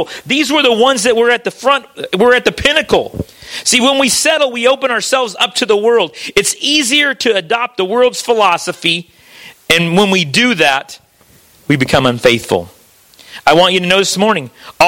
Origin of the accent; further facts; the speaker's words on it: United States; moved away; also born or lived in Missouri / Kentucky; I was raised back in Missouri and Kentucky in that area, and we float the river back there